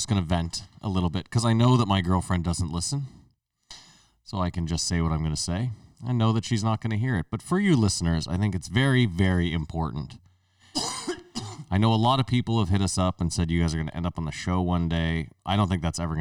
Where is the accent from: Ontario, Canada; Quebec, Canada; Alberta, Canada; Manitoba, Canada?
Ontario, Canada; Ottawa; born or raised there